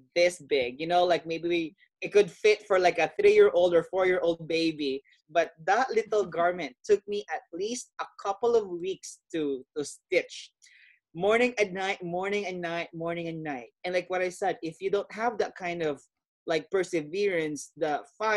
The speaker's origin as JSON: {"language": "English", "country": "Philippines", "said": "growing up in my culture, being Filipino"}